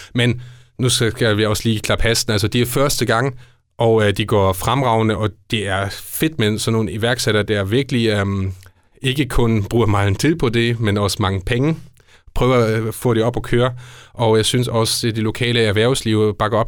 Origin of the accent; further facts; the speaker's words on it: Esbjerg, Southern Denmark, Denmark; vi er udadtil som Esbjergenser